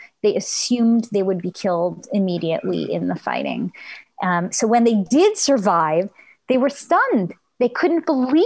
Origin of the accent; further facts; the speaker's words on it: Montreal, Quebec, Canada; I grew up in Montreal, which had a very high number of Holocaust survivors